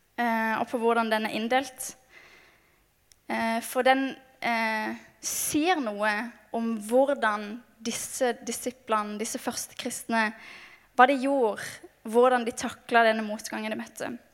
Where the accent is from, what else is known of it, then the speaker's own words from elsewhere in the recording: Mandal, Agder, Norway; moved away; kommer jeg fra Mandal på Sørlandet